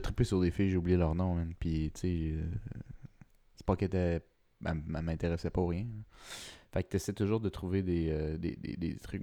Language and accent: French; Quebec, Canada; je suis québécois, puis latino